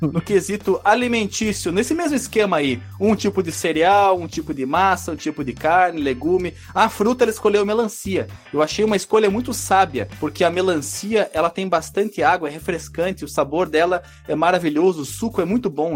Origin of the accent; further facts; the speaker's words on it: Barbacena, Minas Gerais, Brazil; Eu joguei Bomberman quando era pequeno lá em Barbacena